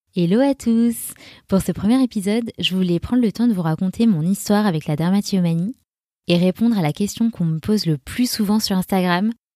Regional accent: Grenoble, Auvergne-Rhône-Alpes, France; now in Annecy, France; je viens de Grenoble et je vis à Annecy

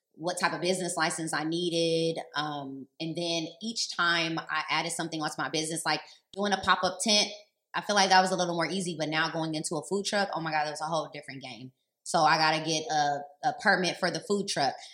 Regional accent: Los Angeles, California, United States; I grew up in L

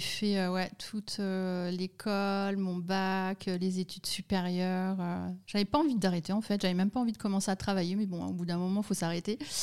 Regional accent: Lorraine, Grand Est, France; moved away as an adult; now in Lausanne, Switzerland; je suis française, née en Lorraine

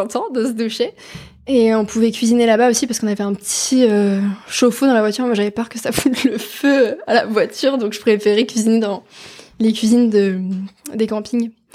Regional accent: France

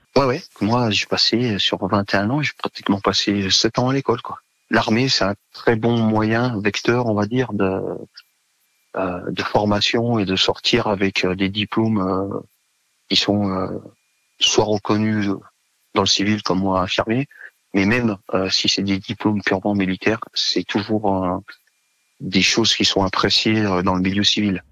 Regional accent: Savoie, Auvergne-Rhône-Alpes, France; moved away as an adult; je suis originaire de Savoie

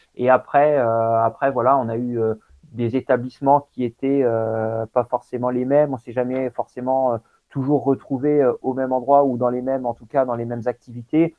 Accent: Coutances, Normandy, France; je suis né en Normandie, hein, à Coutances, dans la Manche. Et euh, donc mon père était vraiment investi dans le sport. Et du coup, c'est vrai que depuis, depuis tout petit, j'ai été baladé sur les, sur les, scènes sportives

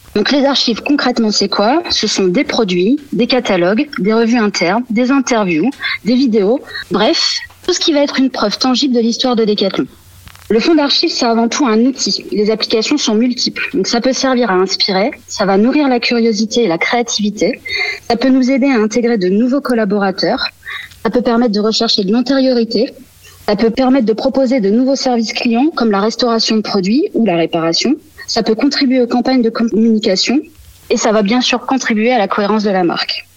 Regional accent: Bay of the Somme, Hauts-de-France, France; Je suis originaire de la baie de Somme

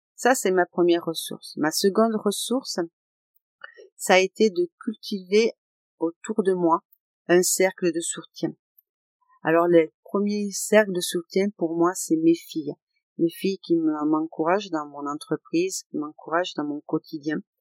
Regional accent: Aveyron, Occitania, France; je suis de l'Aveyron

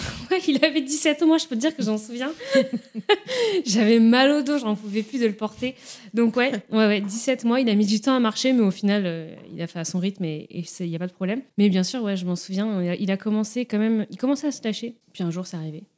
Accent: Nantes, Pays de la Loire, France; moved away as an adult; now in Rennes, France; je viens de Nantes, je suis à Rennes depuis 3-4

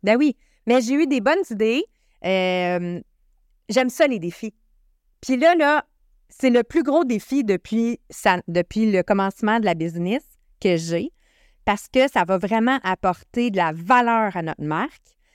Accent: Canada; moi, en tant que Canadien

